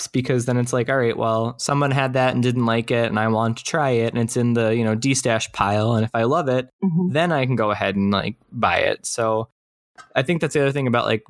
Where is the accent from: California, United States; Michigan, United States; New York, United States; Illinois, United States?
New York, United States; Long Island; moved away as an adult; now in Minneapolis, United States; I grew up on Long Island